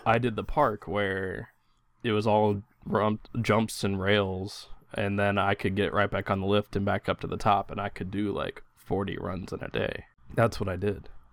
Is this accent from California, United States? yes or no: no; Indiana, United States; I grew up in Indiana, and my, my dad did a lot of that fixing stuff at home